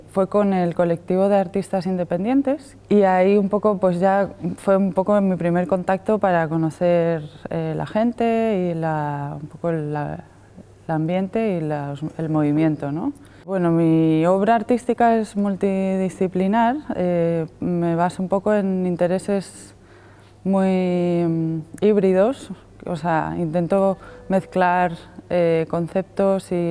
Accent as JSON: {"language": "Spanish", "town": "Madrid", "region": "Community of Madrid", "country": "Spain", "lives_now": "Asturias, Spain", "said": "vengo de Madrid. He llegado a Asturias hace mm, tres años, más o menos"}